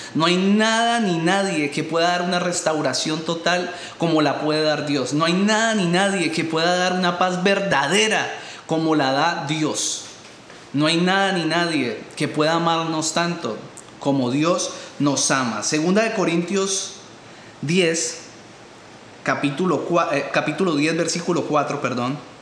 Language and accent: Spanish; Colombia; moved away; tantos problemas que hay en mi país de origen